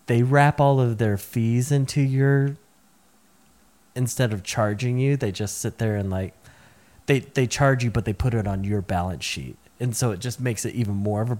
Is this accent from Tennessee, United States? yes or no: yes; Middle Tennessee, United States; I grew up in Middle Tennessee.